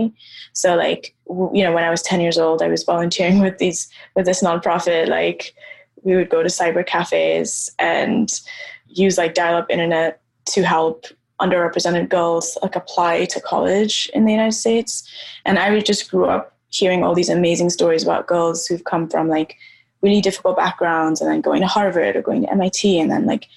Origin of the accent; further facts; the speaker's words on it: Nairobi, Kenya; I grew up in Nairobi. I grew up in Kenya.